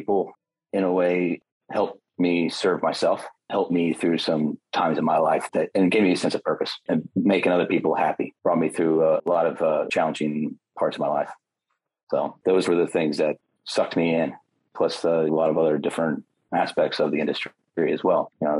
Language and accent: English; Illinois, United States; I'm originally from Illinois.